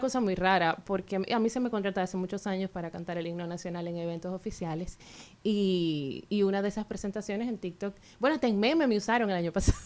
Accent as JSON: {"language": "Spanish", "town": "Santiago de los Caballeros", "region": "Santiago", "country": "Dominican Republic", "moved": "as an adult", "lives_now": "Santo Domingo, Dominican Republic", "said": "yo soy de la parte santiaguera, pepinera, cerquita el monumento, pero me mudé aquí en Santo Domingo ya hace muchos años, tengo más de 20 años aquí"}